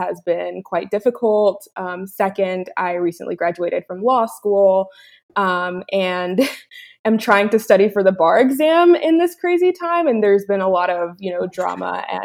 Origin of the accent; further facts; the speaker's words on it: Angleton, Texas, United States; I grew up in Angleton, so that's where my parents lived initially